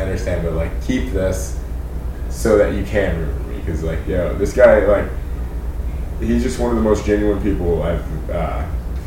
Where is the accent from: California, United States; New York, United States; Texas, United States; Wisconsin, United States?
California, United States; Davis; also born or lived in Sacramento, California; Davis, California, my hometown